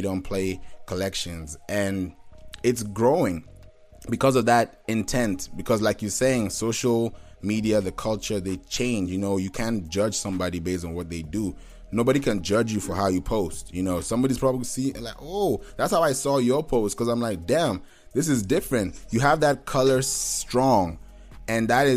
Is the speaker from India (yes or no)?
no; Kenya; also born or lived in Nigeria / Houston; now in Atlanta, United States; I'm Nigerian by birth. I'm a national Nigerian, but I grew up in Kenya, but I've been in Atlanta for a while now.